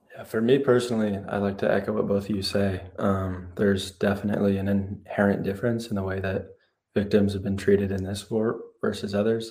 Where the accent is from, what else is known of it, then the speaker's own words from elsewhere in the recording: Happy Valley, Oregon, United States; I'm a senior and I'm from Happy Valley, Oregon.